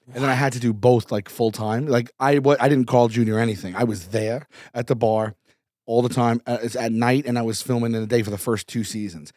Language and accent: English; New York City, New York, United States; from New York, from Staten Island